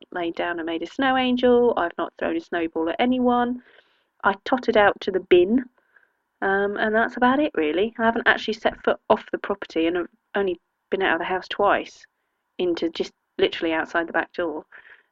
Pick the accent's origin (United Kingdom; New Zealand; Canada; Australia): United Kingdom; England; as we English would say